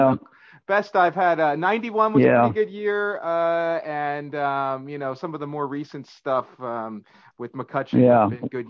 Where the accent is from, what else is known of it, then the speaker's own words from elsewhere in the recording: Pittsburgh, Pennsylvania, United States; I was born in the Pittsburgh area, and so I grew up a Pirates fan